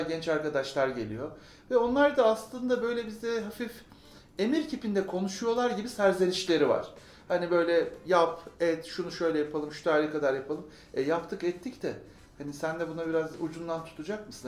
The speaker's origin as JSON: {"language": "Turkish", "region": "Ankara", "country": "Turkey", "tie": "born or raised there", "said": "Ankara doğumluyum doğuma büyüme."}